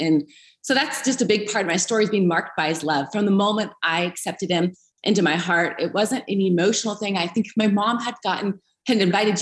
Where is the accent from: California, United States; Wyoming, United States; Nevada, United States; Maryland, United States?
California, United States; Eureka; moved away as an adult; also born or lived in Redding, California; now in Greenville, United States; I was raised in Northern California, Eureka, so not far from where Bethel's at, about 3 hours on the coast.